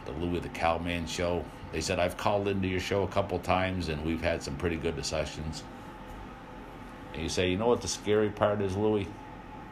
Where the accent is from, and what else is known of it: United States